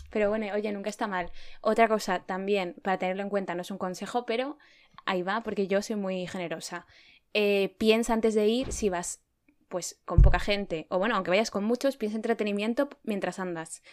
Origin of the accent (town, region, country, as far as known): Spain; also born or lived in Madrid